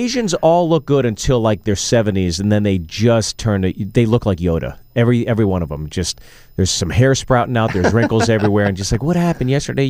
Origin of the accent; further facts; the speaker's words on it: Pittsburgh, Pennsylvania, United States; I grew up in Pittsburgh.